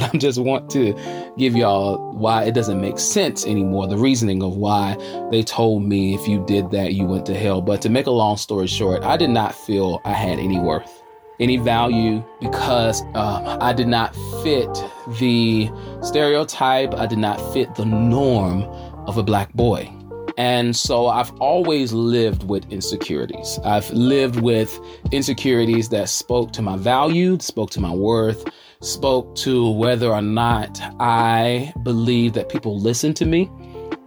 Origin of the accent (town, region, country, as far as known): Charlotte, North Carolina, United States